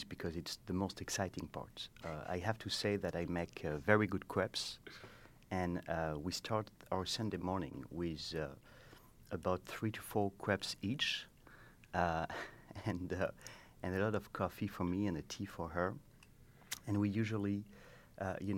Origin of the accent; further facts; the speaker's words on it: France; English is a second language; moved away as an adult; now in United States; as you can hear at my accent, I'm not from here. I come from France.